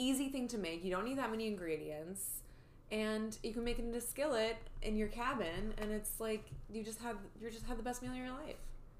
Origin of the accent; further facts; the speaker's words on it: Wisconsin, United States; I grew up in Wisconsin